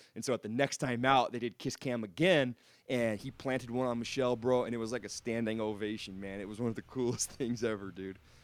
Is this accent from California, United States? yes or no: yes; outside of Redding, California, United States; moved away as an adult; now in Sacramento, United States; I grew up um, uh, a little bit outside of Redding, California, which is about three hours north of here